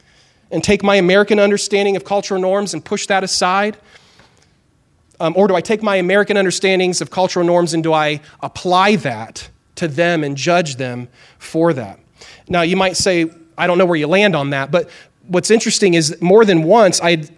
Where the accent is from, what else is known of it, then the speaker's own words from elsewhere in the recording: Chile; I grew up in Chile, South America, and my parents were missionaries there.